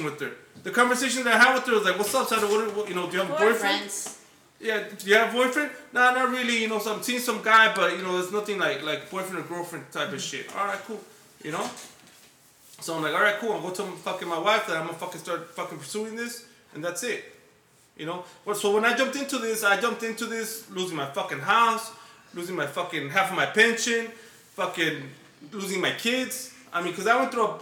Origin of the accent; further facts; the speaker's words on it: Los Angeles, California, United States; I come from Highland Park